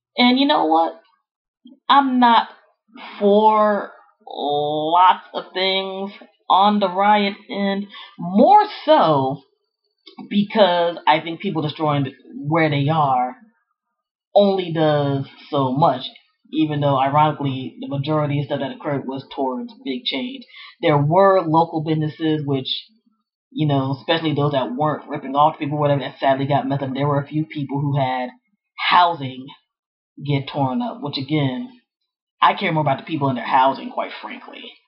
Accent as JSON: {"language": "English", "area": "Prince George's County", "region": "Maryland", "country": "United States", "tie": "born or raised there", "said": "Growing up in the Prince George's County, Maryland area back in the 80s and 90s"}